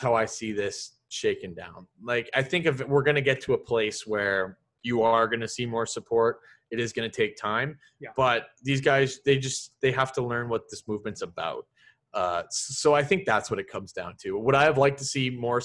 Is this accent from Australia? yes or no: no; Sudbury, Ontario, Canada; I'm from Sudbury